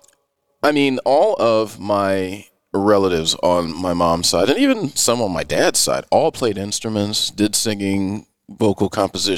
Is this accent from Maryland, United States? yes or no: yes; Greenbelt, Maryland, United States; also born or lived in Washington, D.C.; now in San Francisco, United States; I was born in Washington, D.C., raised in Maryland, Greenbelt, Maryland